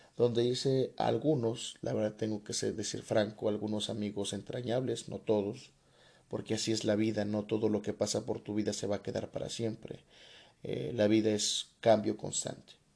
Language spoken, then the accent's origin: Spanish; Coatepec, Mexico; also born or lived in Tepotzotlán, State of Mexico; Regreso a mi comunidad, eh, se da un movimiento político interesante, me toca ser el asesor jurídico del comisariado de bienes comunales de mi pueblo que se llama Coatepec